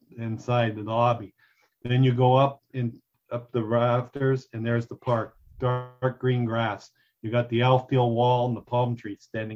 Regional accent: Pittsburgh, Pennsylvania, United States; moved away as an adult; now in South Florida, United States; I was a kid growing up in Pittsburgh when I was younger.

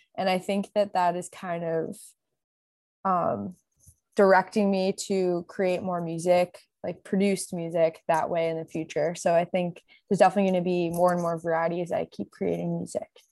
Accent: Connecticut, United States; now in Los Angeles, United States; I'm from Connecticut, and I, I'm based in L A now

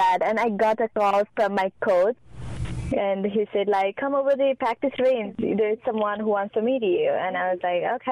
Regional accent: Nepal; I'm from Nepal, and my mom and dad used to work at a Real Nepal Golf Club, and my dad still does

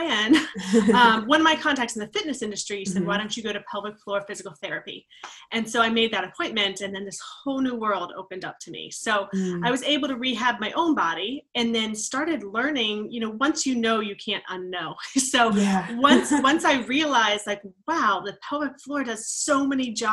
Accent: Maryland, United States; I grew up in, it's Maryland technically, but it's right on the border of West Virginia. So very small town, coal mining based

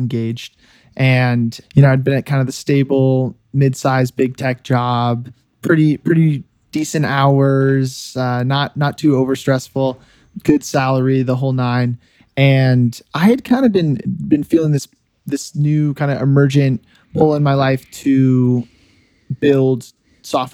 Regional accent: Silicon Valley, California, United States; moved away as an adult; also born or lived in Notre Dame, Indiana; I grew up in the Silicon Valley

